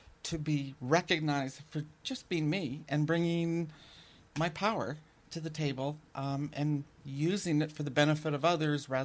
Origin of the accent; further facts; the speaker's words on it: Winnipeg, Manitoba, Canada; moved away as an adult; also born or lived in Belfast, Northern Ireland / United Kingdom; I grew up in Winnipeg